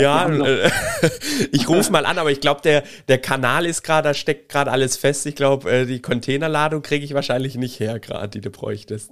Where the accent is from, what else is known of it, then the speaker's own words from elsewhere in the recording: Baden-Württemberg, Germany; Bei uns in Baden-Württemberg